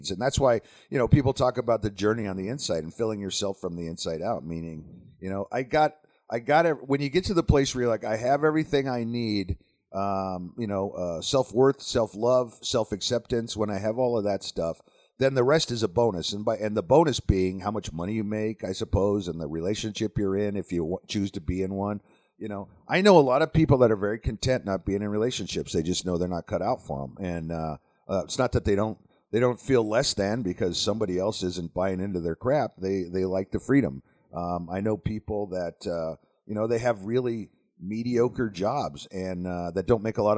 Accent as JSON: {"language": "English", "town": "Las Vegas", "region": "Nevada", "country": "United States", "tie": "born or raised there", "said": "my brother and I grew up around Las Vegas."}